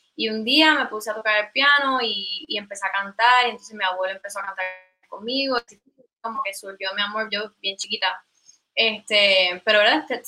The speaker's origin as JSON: {"language": "Spanish", "town": "Caguas", "country": "Puerto Rico", "tie": "born or raised there", "said": "yo soy originalmente de Caguas, eh, ¿verdad? Me crié toda la vida allí."}